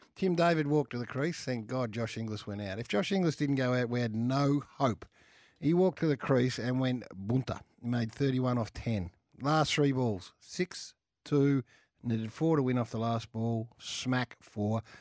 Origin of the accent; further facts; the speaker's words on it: Australia; I'm an Aussie too